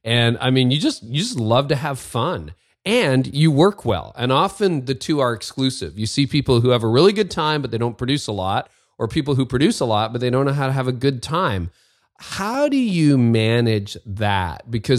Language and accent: English; Windsor, Ontario, Canada; moved away; that's my hometown.